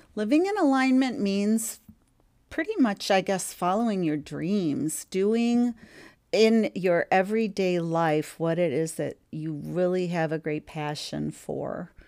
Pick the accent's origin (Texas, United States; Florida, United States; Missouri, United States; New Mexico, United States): Missouri, United States; St. Louis; my hometown of St. Louis, Missouri